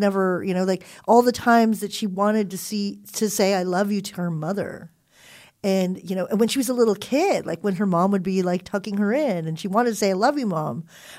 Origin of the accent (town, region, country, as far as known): California, United States; born or raised there